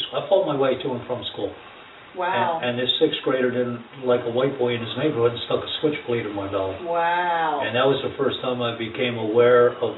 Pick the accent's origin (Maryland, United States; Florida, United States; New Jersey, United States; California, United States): New Jersey, United States; Ewing Township; I grew up in Ewing Township in uh, New Jersey.